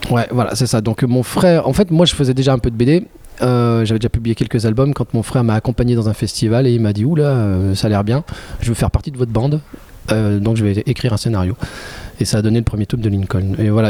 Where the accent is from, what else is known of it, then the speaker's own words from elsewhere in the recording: Oyonnax, Auvergne-Rhône-Alpes, France; now in Lyon, France; Je suis originaire de, de l'Ain. Je, suis né à Oyonnax, dans l'Ain, mais je vis à Lyon depuis pas mal d'années maintenant.